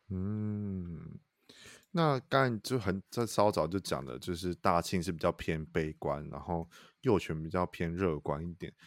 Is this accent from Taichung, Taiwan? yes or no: yes; Taichung, Taiwan; 身为我台中人